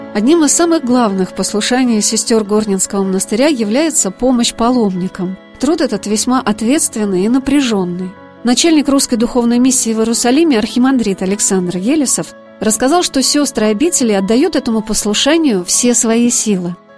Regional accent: Saratov, Saratov Oblast, Russia; из моего родного города Саратова

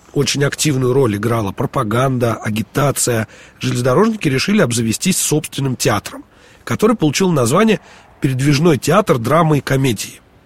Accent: Moscow, Russia; мы, москвичи

